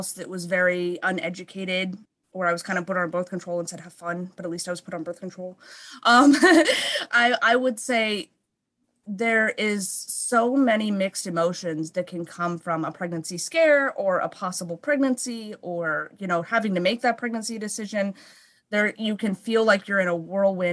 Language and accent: English; West Coast, United States; moved away as an adult; also born or lived in Philadelphia; now in New York, United States; we're both from the West Coast, my husband